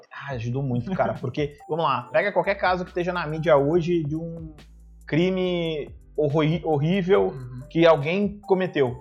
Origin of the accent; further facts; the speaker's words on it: Sapucaia do Sul, Rio Grande do Sul, Brazil; also born or lived in Canoas; Eu, eu também sou de Canoas, que é a, V4. Na verdade, é uma cidade aqui do lado, que é a cidade de Sapucaia. Eu estudava aqui em Canoas